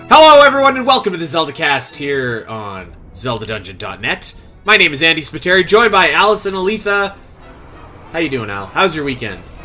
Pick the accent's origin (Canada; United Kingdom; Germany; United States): Canada; growing up in Canada, where it snows regularly